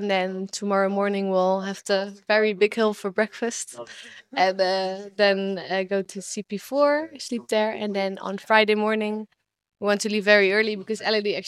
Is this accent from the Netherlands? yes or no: yes; Netherlands; moved away as an adult; now in Rwanda; I'm from the Netherlands, so like, of course, we cycle